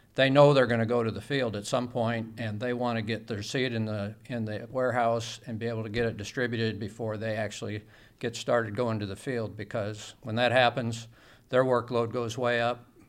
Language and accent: English; Bureau County, Illinois, United States; I grew up in Biro County